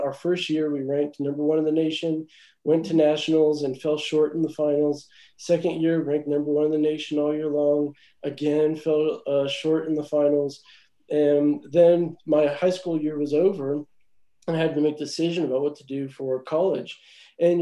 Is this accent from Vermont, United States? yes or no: no; Texas, United States; moved away as an adult; also born or lived in Oklahoma; now in Colorado Springs, United States; I was actually born here in the Springs, but I moved to Rhema from Texas. And for the longest time, I called Texas home, lived there for over a decade, and that's where I just really grew up through middle school, high school, and started college